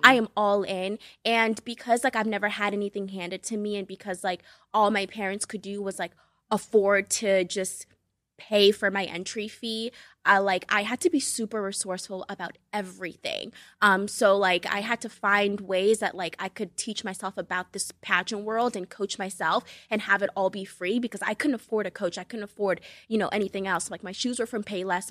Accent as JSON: {"language": "English", "town": "Boston", "region": "Massachusetts", "country": "United States", "tie": "born or raised there", "also_born_or_lived": "Cape Verde / New York", "second_language": "English", "moved": "as an adult", "said": "I was born in Cape Verde. Uh, it's ten islands off the west coast of Africa, so shout out to my West Africans. Um, and I moved to the U S when I was seven and then grew up in Boston"}